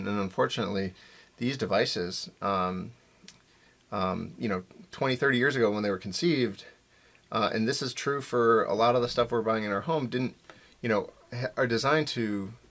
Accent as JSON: {"language": "English", "town": "Buffalo", "region": "New York", "country": "United States", "said": "I'm from Buffalo."}